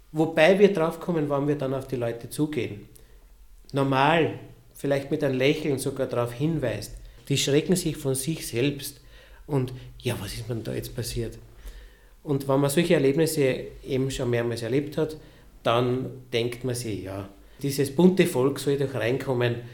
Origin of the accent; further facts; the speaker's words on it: Lower Austria, Austria; born there; ich bin ja gebürtiger Niederösterreicher